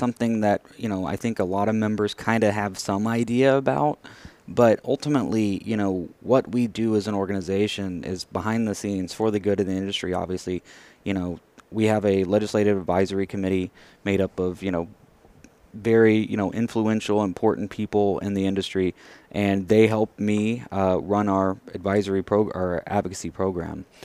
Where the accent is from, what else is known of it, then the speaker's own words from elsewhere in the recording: Merkel, Texas, United States; now in Houston, United States; I grew up in the Abilene area